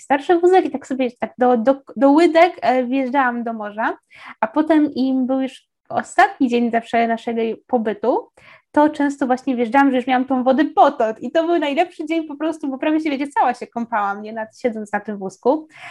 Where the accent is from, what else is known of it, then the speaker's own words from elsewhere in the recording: southern Poland, Poland; ja jestem z południa